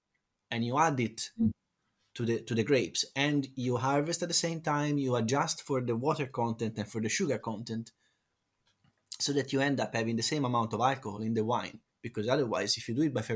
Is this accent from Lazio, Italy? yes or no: no; Tuscany, Italy; I come from Tuscany